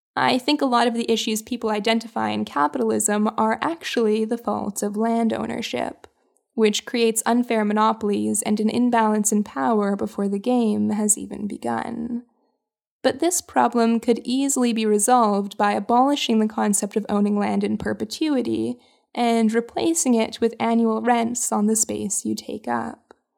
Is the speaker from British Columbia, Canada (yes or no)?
no; Winnipeg, Manitoba, Canada; my hometown of Winnipeg